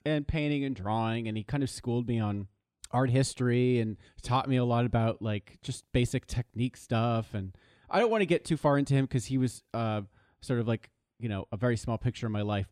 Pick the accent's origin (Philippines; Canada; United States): United States; Los Angeles, California; moved away as an adult; also born or lived in East Coast; I grew up in Los Angeles, yes. Uh, I was born in West Hollywood